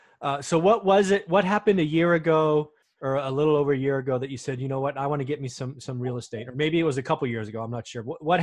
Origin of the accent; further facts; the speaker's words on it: California, United States; We're both from California, so that's the we in this statement. We both have to leave our California minds behind when we go out of state, right? Because what we're used to, right? I'm in the Bay Area, it's seven figures for a tiny shack.